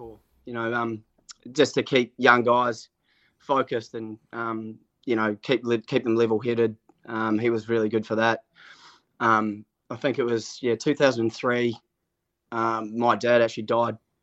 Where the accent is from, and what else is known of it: Auckland, New Zealand; born or raised there